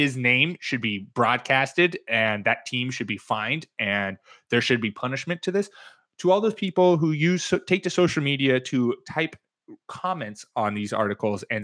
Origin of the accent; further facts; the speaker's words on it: East Coast, United States; how I was brought up on the East Coast to drive